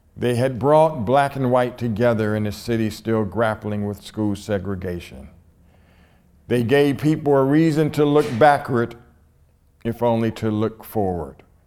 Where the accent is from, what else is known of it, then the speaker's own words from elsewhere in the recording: Columbus, Ohio, United States; this all black high school in Columbus, Ohio, in my hometown